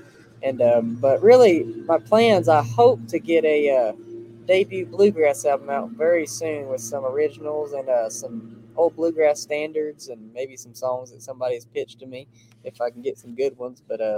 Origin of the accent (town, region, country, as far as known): Fort Worth, Texas, United States; born or raised there; also born or lived in Crowley, Texas